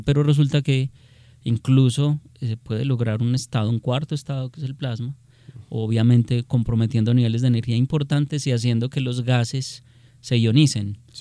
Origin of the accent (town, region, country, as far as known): Colombia